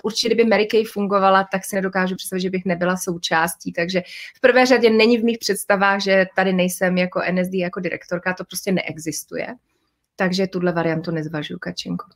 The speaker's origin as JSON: {"language": "Czech", "region": "Prague", "country": "Czechia", "tie": "born or raised there", "also_born_or_lived": "Moravia", "said": "jako dítě jsem vyrůstala se svými rodiči v Praze"}